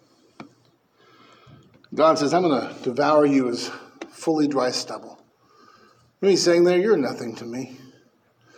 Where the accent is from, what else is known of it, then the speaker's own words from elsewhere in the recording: Bakersfield, California, United States; moved away; I'm from Bakersfield.